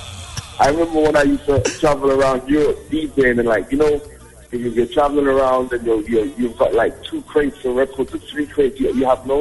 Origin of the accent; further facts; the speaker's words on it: Jamaica; I'm like, no, I'm a Jamaican, man.